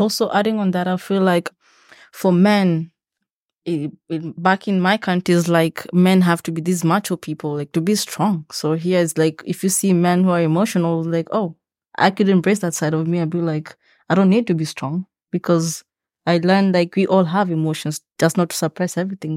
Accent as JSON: {"language": "English", "country": "Kenya", "moved": "yes", "lives_now": "Lethbridge, Canada", "said": "I'm from Kenya"}